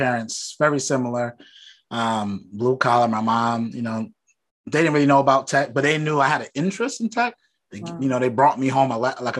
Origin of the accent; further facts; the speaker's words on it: New York City, New York, United States; A fellow Brooklynite, you know, I grew up in Bed-Stuy.